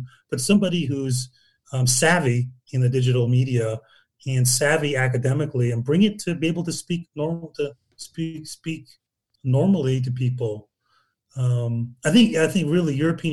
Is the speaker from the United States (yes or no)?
no; Newcastle upon Tyne, North East England, United Kingdom; I'm an Englishman. I was born in Newcastle.